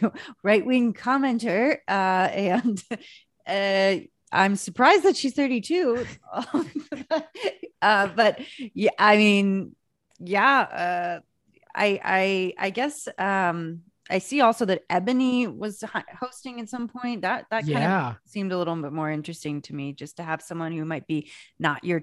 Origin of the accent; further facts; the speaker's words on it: France; moved away; I lived in France. I grew up in France and I worked in journalism there